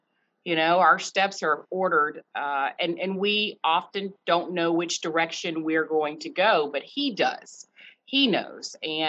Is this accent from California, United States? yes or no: no; Chapel Hill, North Carolina, United States; also born or lived in Durham, North Carolina; I grew up in Chapel Hill. That's where I grew up. However, my father is from Durham, and I still have family here in Durham.